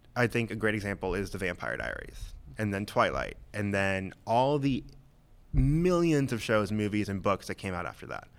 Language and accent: English; Vass, North Carolina, United States; also born or lived in Loudoun County, Virginia; now in Northern Virginia, United States; I grew up in a little small town called Vass in North Carolina.